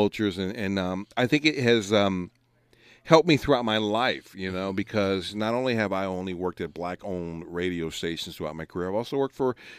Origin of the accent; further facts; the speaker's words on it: Los Angeles, California, United States; we grew up in Los Angeles. Growing up in L.A., there was a radio station called 92.3 The Beat here in L.A.